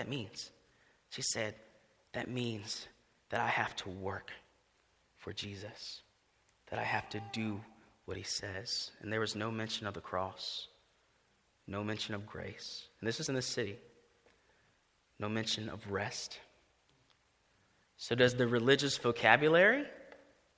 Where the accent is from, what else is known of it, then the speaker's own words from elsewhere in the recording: Greenville, United States; I grew up here in Greenville